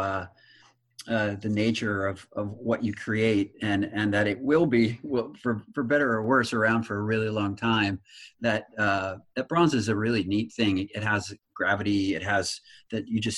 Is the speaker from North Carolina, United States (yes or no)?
no; Nebraska, United States; I was raised in Nebraska